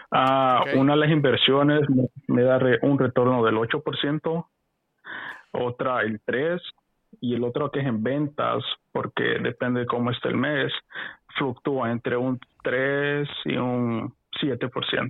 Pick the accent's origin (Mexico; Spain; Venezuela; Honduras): Honduras; yo soy de Honduras, la operación todo es Honduras. Ah, ah soy hondureño.